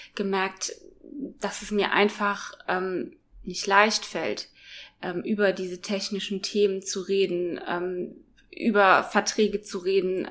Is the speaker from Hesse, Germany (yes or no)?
yes; Biblis, Hesse, Germany; moved away as an adult; now in Kempen, Germany; ursprünglich komme ich aber aus äh, Biblis, das ist in Südhessen. Ich bin da geboren und ähm, aufgewachsen